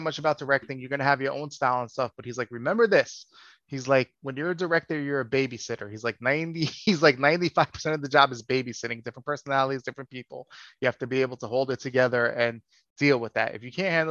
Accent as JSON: {"language": "English", "town": "New York City", "region": "New York", "country": "United States", "said": "I'm from New York City"}